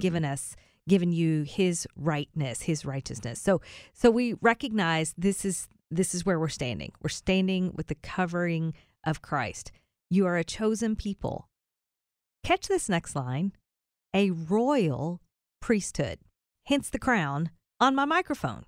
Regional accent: Kentucky, United States; Raised, born and raised in Kentucky

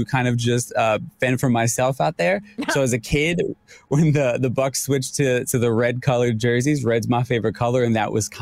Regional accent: New York, United States; I'm a New Yorker

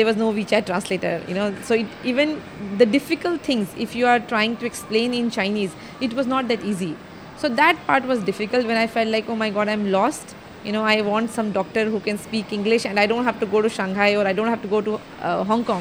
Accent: India; moved away as an adult; now in Hangzhou, China; I am Indian, living in Hangzhou for more than 20 years now

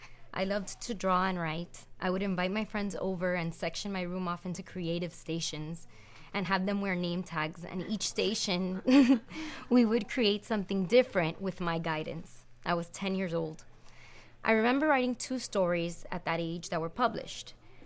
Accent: Hialeah, Florida, United States; That was big for a little girl growing up in Hialeah.

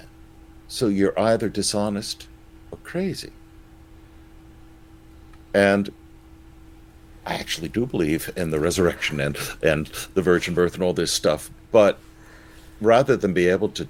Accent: Florida, United States; I'm a Floridian

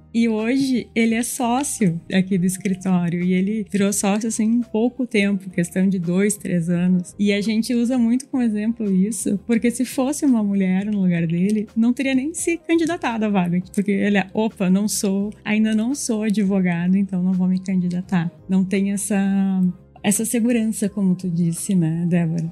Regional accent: Rio Grande do Sul, Brazil; accent: Rio Grande do Sul (gaúcho); nosso sotaque entrega muito, né? Não tem como a gente não dizer que é do Rio Grande do Sul.

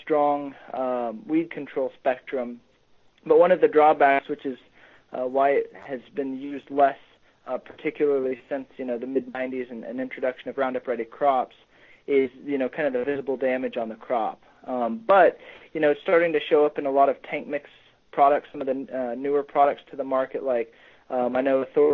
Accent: Norman, Oklahoma, United States; moved away as an adult; also born or lived in Nebraska / Queensland, Australia; now in Missouri, United States; I grew up in Norman, Oklahoma

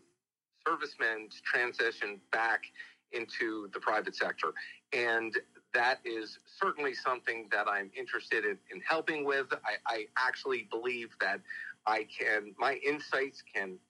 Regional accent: New York, United States; moved away; also born or lived in Texas; I was raised in New York

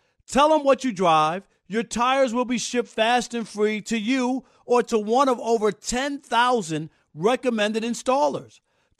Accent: New York, United States; And I can remember being a kid growing up in New York in the summer, Chris, just waiting for school to come back.

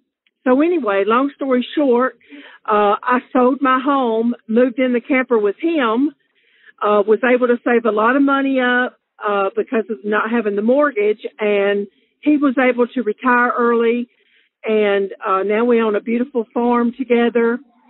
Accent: Alabama, United States; accent: southern; I'm from Alabama. As you can tell, I have a southern accent.

